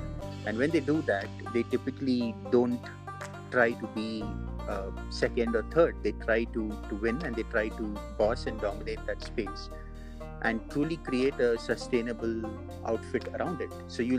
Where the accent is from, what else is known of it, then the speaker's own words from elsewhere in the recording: Dubai, United Arab Emirates; I grew up in Dubai, and I lived most of my childhood in the UAE.